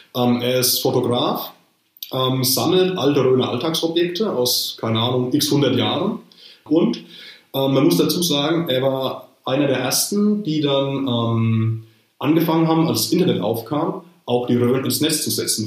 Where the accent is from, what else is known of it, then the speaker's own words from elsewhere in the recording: Rhön, Bavaria, Germany; in meinem Heimatort